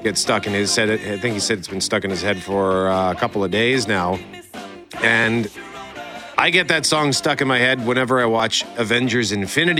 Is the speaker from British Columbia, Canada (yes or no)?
no; Winnipeg, Manitoba, Canada; because I'm from Transcona.